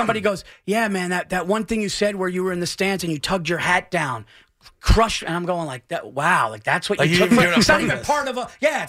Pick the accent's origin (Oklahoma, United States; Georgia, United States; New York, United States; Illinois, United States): New York, United States; Yonkers; I was born in Yonkers. I'm a Westchester guy.